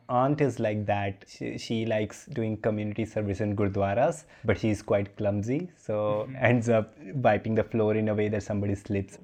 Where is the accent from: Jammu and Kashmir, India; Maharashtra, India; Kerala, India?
Jammu and Kashmir, India; Jammu; I come from Jammu and mm-hmm. uh, Sikhs from Jammu are much more conservative than Sikhs from Punjab